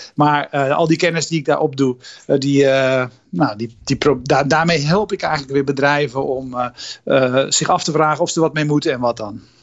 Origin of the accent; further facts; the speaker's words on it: Netherlands; ik zelf als Nederlander